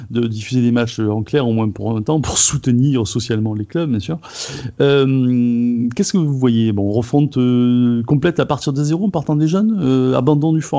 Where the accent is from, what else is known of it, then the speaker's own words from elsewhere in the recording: Marseille, Provence-Alpes-Côte d'Azur, France; ah ben oui, mais je ne parle pas pour les autres clubs, je suis Marseillais.